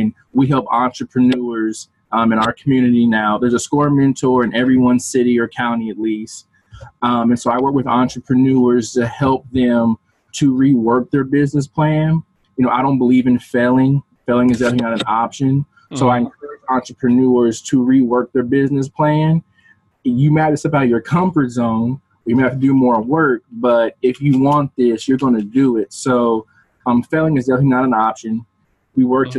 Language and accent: English; Evansville, Indiana, United States; born and raised in Evansville, Indiana